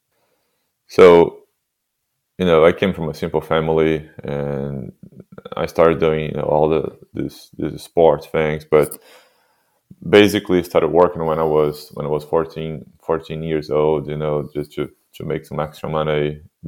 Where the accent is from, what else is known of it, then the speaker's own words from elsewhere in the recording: Santos, São Paulo, Brazil; English is a second language; moved away; I was born in a city called Santos in Brazil